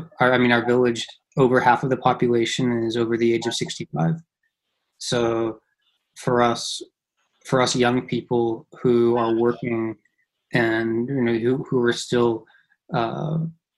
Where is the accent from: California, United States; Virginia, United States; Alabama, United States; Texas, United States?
California, United States; Los Angeles; moved away as an adult; now in Kawakami, Japan; I'm originally from Los Angeles, grew up in Los Angeles